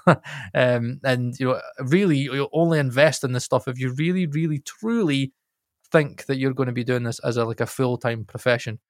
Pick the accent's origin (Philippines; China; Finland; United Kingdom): United Kingdom; Scotland; I'm Scot, I'm Scottish